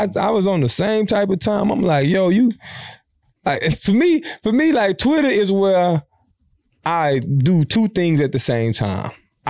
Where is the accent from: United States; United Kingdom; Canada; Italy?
United States; Savannah, Georgia; I'm from Savannah, mm-hmm. Georgia, and I'm finna chill.